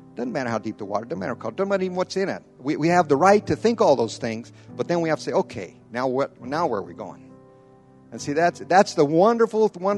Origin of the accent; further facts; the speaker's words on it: Brazil; I was raised in Brazil. I've been down there over 50-some years. That's my life. That's where I've raised.